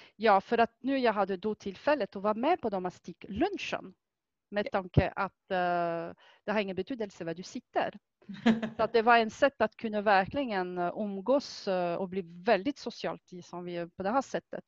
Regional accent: France; Swedish is a second language; now in Sweden; Jag kommer från Frankrike ursprungligt och det är faktiskt där jag har lärt mig att sticka

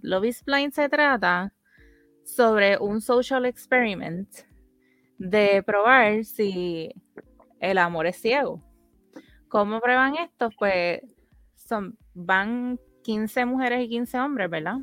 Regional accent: Puerto Rico; nosotras somos dos boricuas amigas de toda la vida

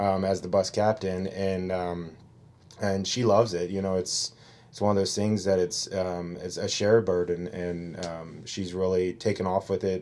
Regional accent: Cincinnati, Ohio, United States; moved away as an adult; now in Yucaipa, United States; Originally born and raised in Cincinnati, Ohio

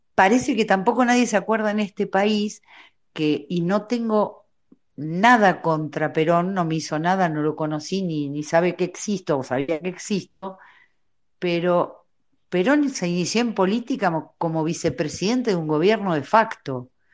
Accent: Punta Alta, Buenos Aires Province, Argentina; Yo nací en Punta Alta, o sea, me separaba de la base naval una reja

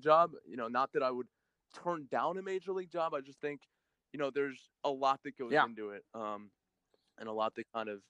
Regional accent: Silver Spring, Maryland, United States; I grew up in Silver Spring, Maryland, which is just outside D.C., and I've stayed

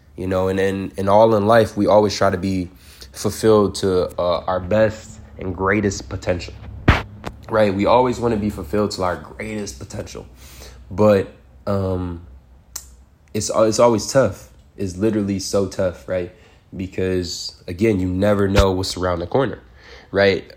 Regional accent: Detroit, Michigan, United States; I'm from Detroit

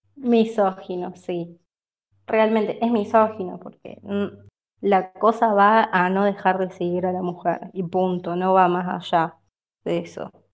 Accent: Córdoba, Argentina; yo soy de Córdoba

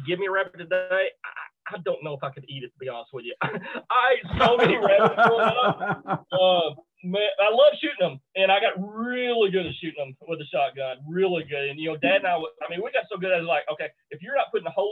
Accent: Bootheel, Missouri, United States; I grew up in the Boot Hill, Missouri

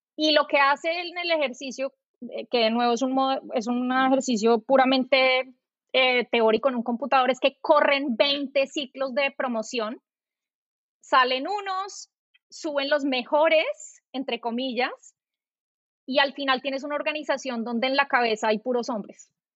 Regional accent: Colombia; moved away as an adult; also born or lived in New York; now in United States; yo soy colombiana

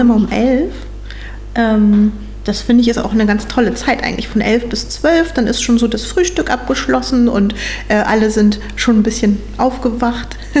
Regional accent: Meilsdorf, Schleswig-Holstein, Germany; Ich komme ursprünglich auch aus Meilsdorf, also bin schon mein ganzes Leben hier in der Gemeinde, bin hier aufgewachsen.

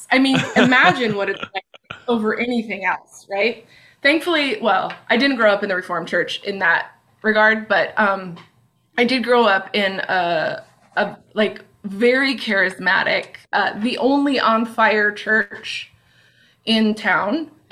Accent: Pacific Northwest, United States; So anyway, so yeah, I grew up in the Northwest

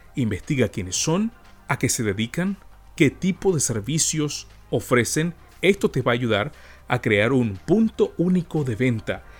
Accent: Panama; en nuestra cultura como panameños

